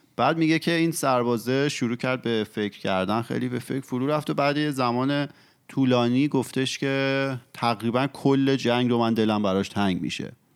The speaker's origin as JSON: {"language": "Persian", "country": "Iran", "said": "ما که ایرانی هستیم"}